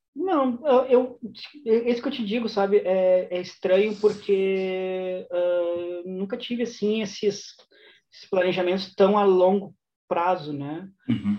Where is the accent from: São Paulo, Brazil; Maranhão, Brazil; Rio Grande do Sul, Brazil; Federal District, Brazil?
Rio Grande do Sul, Brazil; Porto Alegre; moved away as an adult; also born or lived in Shanghai, China; now in Madrid, Spain; Eu cresci é, no bairro de Teresópolis, aí em Porto Alegre